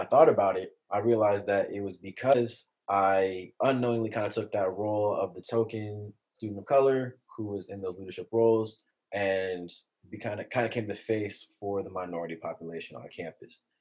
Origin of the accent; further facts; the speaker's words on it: San Jose, California, United States; I grew up in San Jose, California, in the Bay Area